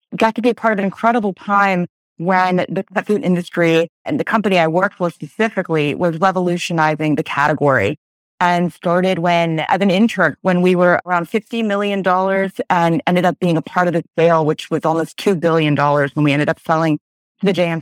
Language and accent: English; Pennsylvania, United States; I'm from Pennsylvania